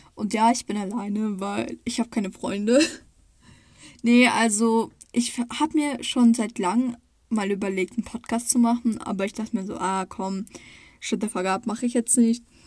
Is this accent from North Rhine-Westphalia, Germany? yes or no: no; Baden-Württemberg, Germany; ich komme aus Baden-Württemberg. Also, ich wohne nicht weit, also naja, es ist nicht weit weg? So eine Stunde von Freiburg oder Baden-Baden oder Karlsruhe